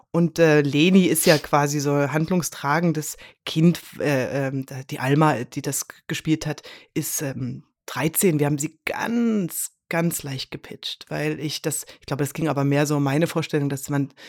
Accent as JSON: {"language": "German", "region": "Saxony-Anhalt", "country": "Germany", "said": "ich komme aus Sachsen-Anhalt"}